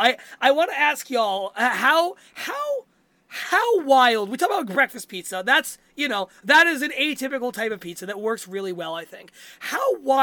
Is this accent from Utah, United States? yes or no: no; Queensbury, New York, United States; My favorite pizza place in my hometown in Queensbury, New York, is a lovely place called Angelina's Pizzeria